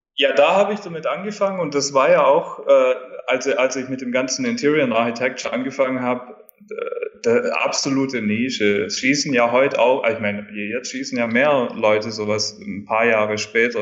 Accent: rural southern Germany, Germany; moved away as an adult; also born or lived in Dubai; weil ich bin ja auf dem Land aufgewachsen in Deutschland. Äh, schöne Landschaften überall in Süddeutschland um mich rum, Bayern

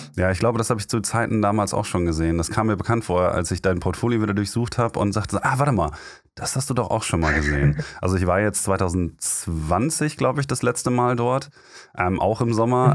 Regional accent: Germany; als Deutscher

